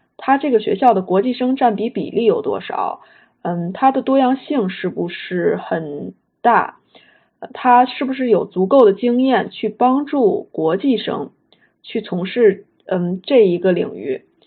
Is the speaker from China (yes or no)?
yes; Beijing, China; moved away as an adult; also born or lived in Washington, D.C., United States; 我是北京人，所以我在北京接受的就是小学、初中、高中的教育